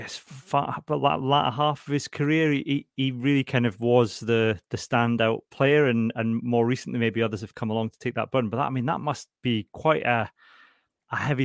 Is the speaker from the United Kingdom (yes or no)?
yes; the Scottish Borders, Scotland, United Kingdom; moved away; I'm from the Borders originally